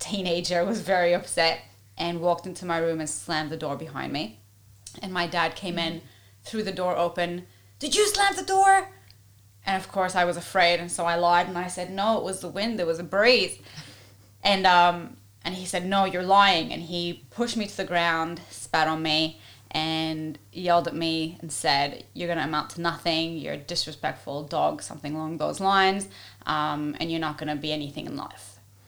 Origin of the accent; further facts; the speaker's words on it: Egypt; also born or lived in Ivory Coast; now in Australia; I was born and raised in Egypt and in West Africa on the Ivory Coast, but at a very young age, between the age of 4 and 9, my mum had brought us here to Australia